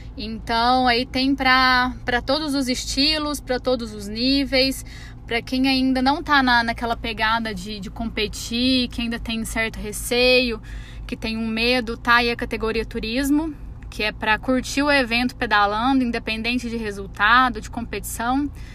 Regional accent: Araguari, Minas Gerais, Brazil; A gente é de Araguari

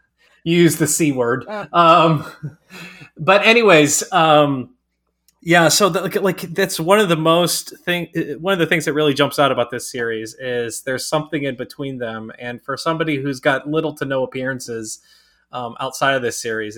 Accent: the Bible Belt, United States; And you know, growing up in the Bible Belt, and like, you can't hold hands if you're dating somebody

